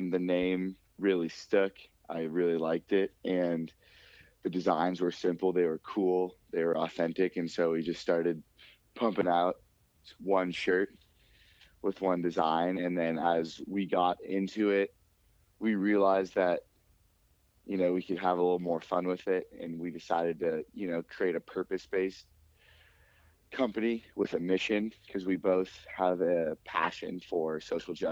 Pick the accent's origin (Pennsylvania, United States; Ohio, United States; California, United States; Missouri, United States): California, United States; Los Angeles; also born or lived in Manhattan Beach, California; we grew up in Los Angeles, and we went to high school in Los Angeles